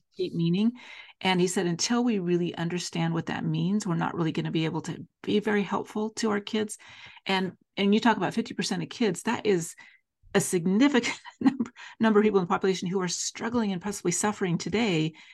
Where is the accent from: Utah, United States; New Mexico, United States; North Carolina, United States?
Utah, United States; Salt Lake City; also born or lived in Davis County, Utah; I'm a Salt Lake City, Utah native, and born and raised in Salt Lake